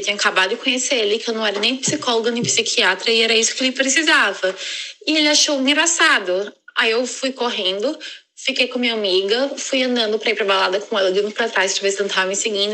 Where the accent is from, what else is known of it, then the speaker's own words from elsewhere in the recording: Brazil; now in London, United Kingdom; Como boa brasileira